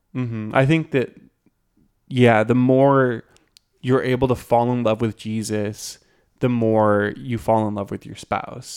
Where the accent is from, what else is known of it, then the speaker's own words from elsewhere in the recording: Green Bay, Wisconsin, United States; moved away; I'm from Green Bay, Wisconsin